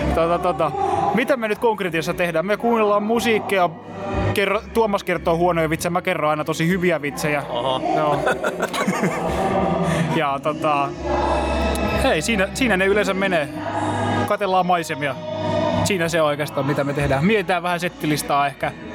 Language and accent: Finnish; Salo, Southwest Finland, Finland; now in Turku, Finland; mä olen alun perin Salosta, mutta me asutaan kummatkin nykyään Turussa